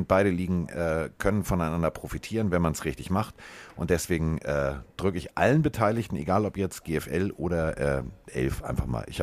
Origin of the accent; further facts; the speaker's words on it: Frankfurt, Hesse, Germany; Klar, ist ja auch meine Heimatstadt, Carsten.